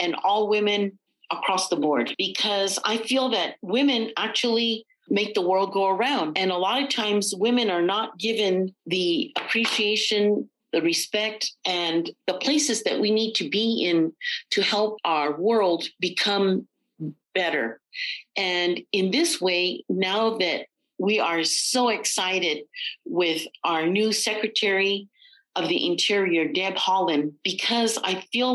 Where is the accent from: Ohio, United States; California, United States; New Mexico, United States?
New Mexico, United States; Santa Clara Pueblo and Pojoaque Pueblo; I come from the Pueblos of Santa Clara and Powake